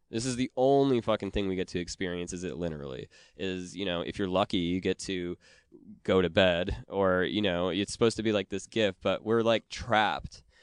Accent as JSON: {"language": "English", "region": "Wisconsin", "country": "United States", "said": "I'm from Wisconsin"}